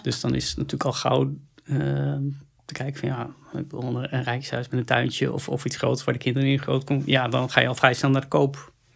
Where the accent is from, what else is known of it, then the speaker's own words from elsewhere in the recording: Netherlands; we als Nederlanders